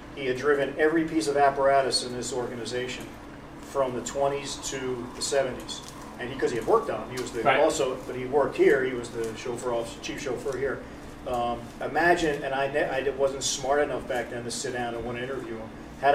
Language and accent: English; Pearl River, New York, United States; Born and raised. Yeah. My family's been here since 115 years, I guess, or something like that.